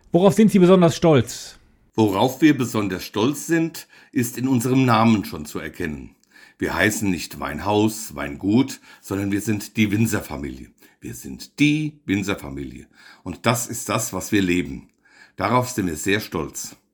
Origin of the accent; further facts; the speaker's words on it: Bingen am Rhein, Rhineland-Palatinate, Germany; Wir kommen aus Bingen am Rhein.